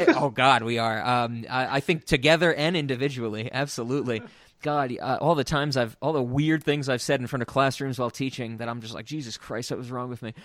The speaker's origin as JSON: {"language": "English", "town": "New York City", "region": "New York", "country": "United States", "said": "I'm from New York"}